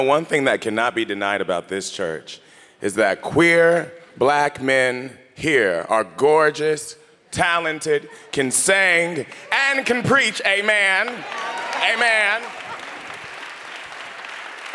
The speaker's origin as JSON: {"language": "English", "town": "Topeka", "region": "Kansas", "country": "United States", "tie": "born or raised there", "moved": "as an adult", "lives_now": "New York, United States", "said": "my hometown of Topeka, Kansas"}